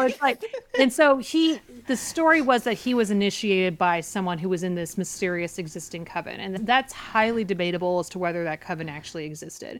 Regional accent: Portland, Oregon, United States; born or raised there; now in New York, United States

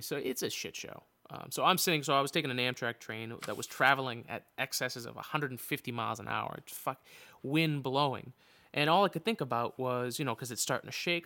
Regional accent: Boston, Massachusetts, United States; as a Bostonian

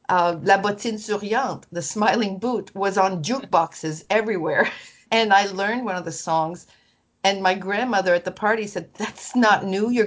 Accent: Quebec, Canada; Yvon Labbé was from the region of Quebec where I was from.

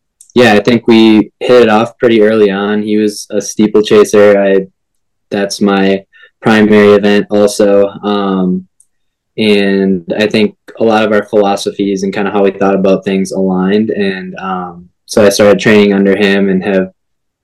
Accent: Green Bay, Wisconsin, United States; moved away as an adult; also born or lived in Minnesota; now in Baltimore, United States; I grew up in Green Bay, Wisconsin

